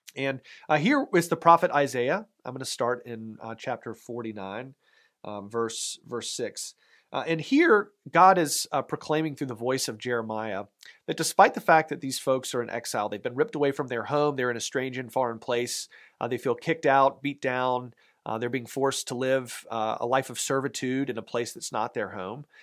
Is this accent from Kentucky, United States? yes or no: no; Raleigh, North Carolina, United States; moved away; my hometown, uh, Raleigh, North Carolina